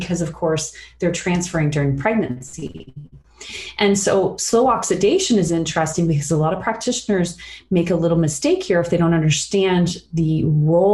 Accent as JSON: {"language": "English", "town": "Sarnia", "region": "Ontario", "country": "Canada", "tie": "born or raised there", "said": "I grew up in Sarnia, which is in Chemical Valley."}